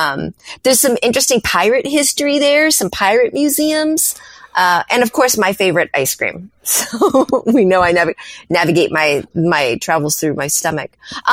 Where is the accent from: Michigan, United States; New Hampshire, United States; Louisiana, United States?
New Hampshire, United States; moved away as an adult; also born or lived in Massachusetts / the South; now in California, United States; I grew up on the East Coast, born in Massachusetts, but spent most of my life in New Hampshire, the Granite State